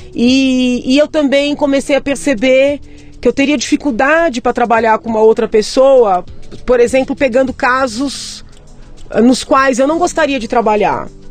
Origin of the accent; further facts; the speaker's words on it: São Paulo, Brazil; Eu nasci no Tatuapé, uhum. em São Paulo, é, escola pública até a oitava série